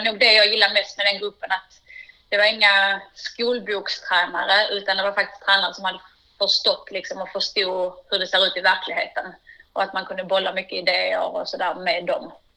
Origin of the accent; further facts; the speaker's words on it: Vellinge, Skåne, Sweden; jag är uppvuxen i, i Vellinge, en liten by utanför Malmö